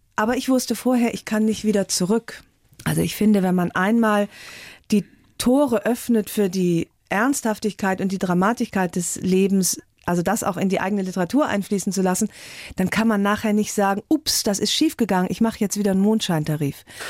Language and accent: German; Rhineland, Germany; ich bin ja Rheinländerin